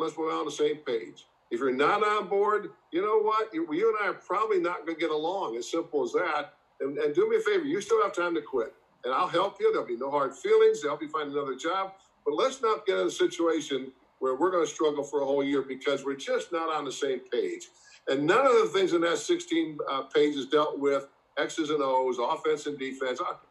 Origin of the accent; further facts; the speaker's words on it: Massillon, Ohio, United States; growing up in Massillon